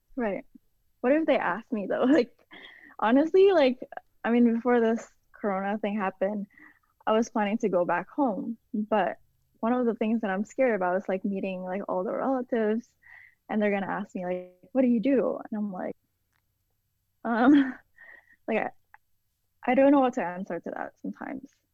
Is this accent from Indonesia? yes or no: yes; Indonesia; moved away; I grew up in Indonesia